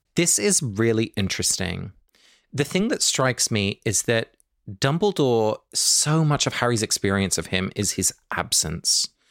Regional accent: England, United Kingdom; both my parents are Dutch, but I was born and raised in England

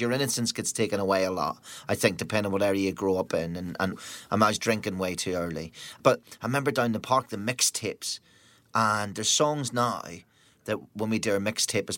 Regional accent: Northern Ireland, United Kingdom; growing up in Northern Ireland during what was a time when bands wouldn't play Northern Ireland

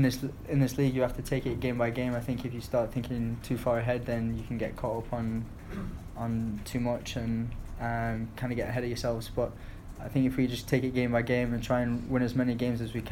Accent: Bolton, North West England, United Kingdom; also born or lived in Stoke-on-Trent; I was born there. I grew up in Bolton

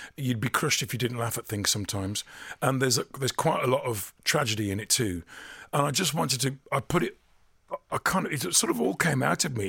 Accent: Dudley, West Midlands, United Kingdom; growing up in Dudley when we were little

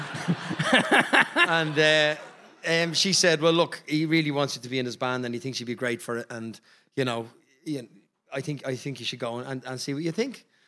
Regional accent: Ireland

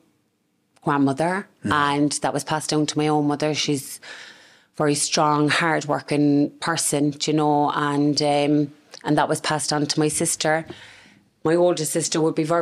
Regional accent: Cork, Ireland; I was born and raised in Ardenry. The family home is still there today

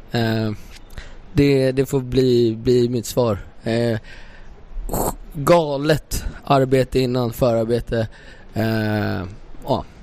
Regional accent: Stockholm, Stockholm County, Sweden; vi är från Stockholm

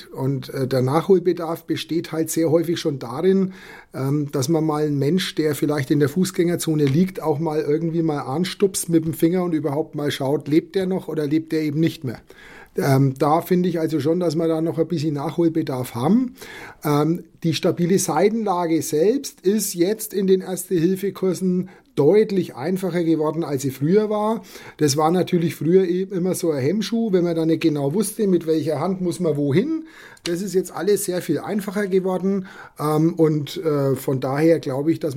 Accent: Bavaria, Germany; moved away as an adult; now in Bremen, Germany; Wie man mir anhört, komme ich nicht aus Bremen und auch nicht aus Niedersachsen. Ich bin vor zwei Jahren aus Bayern nach Bremen verzogen.

